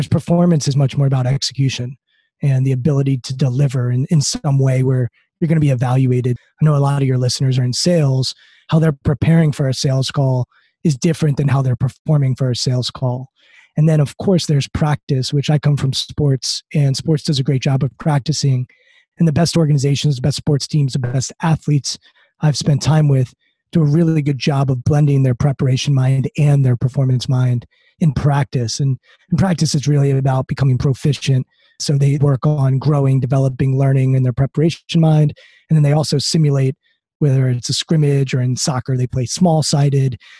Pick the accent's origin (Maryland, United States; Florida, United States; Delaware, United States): Maryland, United States; I'm outside D.C., so I grew up in Maryland